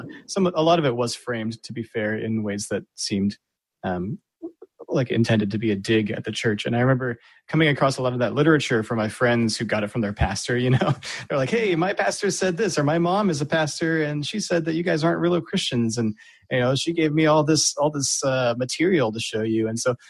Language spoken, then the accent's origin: English; Virginia, United States; In Virginia, near DC.